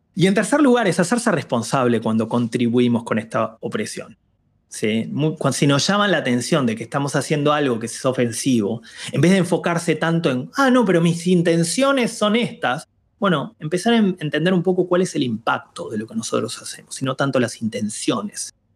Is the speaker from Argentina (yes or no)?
yes; Argentina; yo nací en Argentina y crecí en Argentina